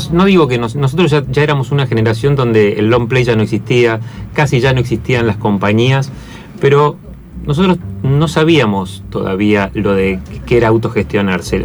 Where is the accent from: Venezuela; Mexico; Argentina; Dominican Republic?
Argentina; Buenos Aires; also born or lived in Mendoza, Argentina; nosotros somos de acá, o sea, vivíamos acá en Buenos Aires